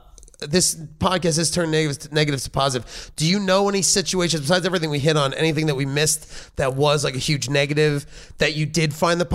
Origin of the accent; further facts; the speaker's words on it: Georgia, United States; Yeah, they are, Luke. I'm from Georgia.